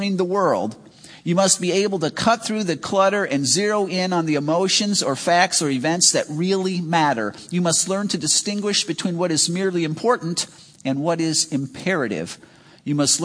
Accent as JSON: {"language": "English", "town": "Chicago", "region": "Illinois", "country": "United States", "tie": "born or raised there", "moved": "as an adult", "lives_now": "Wisconsin, United States", "said": "I grew up in Chicago, and I'd just been in Wisconsin a short time"}